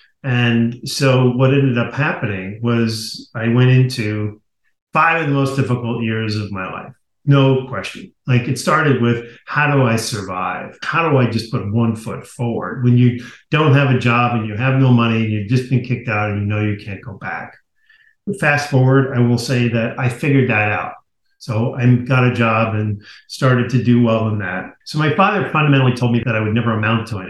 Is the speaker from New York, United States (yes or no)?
yes; Garden City, New York, United States; I grew up in Garden City, Long Island, beautiful community